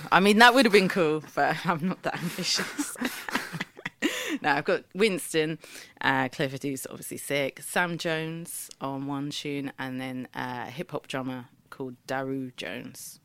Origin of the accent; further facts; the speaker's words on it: Eket, Akwa Ibom, Nigeria; the town where I was born in Nigeria, in Eke, and we are the Ibibio people